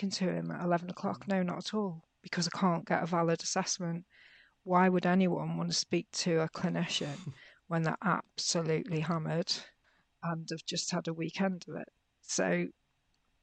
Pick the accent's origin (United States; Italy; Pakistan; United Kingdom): United Kingdom; Merseyside, North West England; I grew up in Merseyside in the UK, which at the time was really quite chaotic